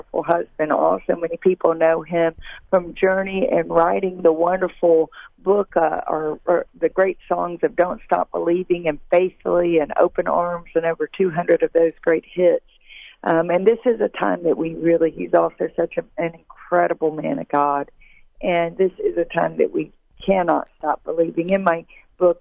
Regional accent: Tupelo, Mississippi, United States; my hometown, Tupelo, Mississippi

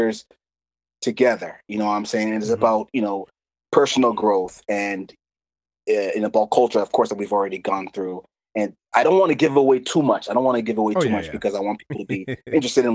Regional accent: Lowell, Massachusetts, United States; I was born and raised in Lowell, Massachusetts.

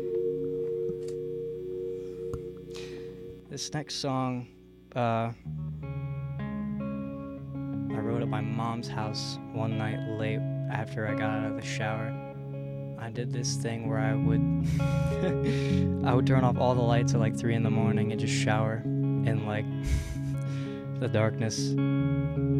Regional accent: Brazil, Indiana, United States; moved away as an adult; now in Bloomington, United States; I'm pretty much from Brazil, Indiana, so kind of a little bit over by Terre Haute.

